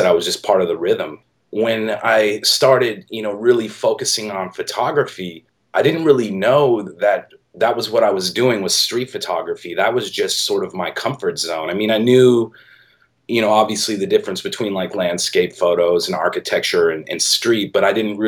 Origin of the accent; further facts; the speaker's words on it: Milwaukee, Wisconsin, United States; moved away as an adult; now in San Francisco, United States; I grew up in Milwaukee and I moved to San Francisco like right out of high school